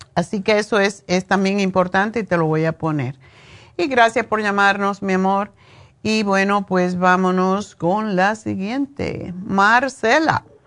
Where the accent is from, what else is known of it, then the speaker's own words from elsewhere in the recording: Cuba; moved away as an adult; hasta que me fui de Cuba